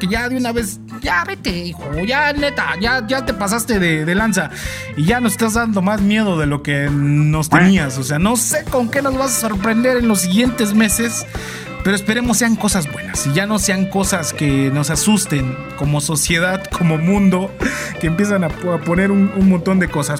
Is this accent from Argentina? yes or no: no; Mexico; cómo somos las mexicanas y los mexicanos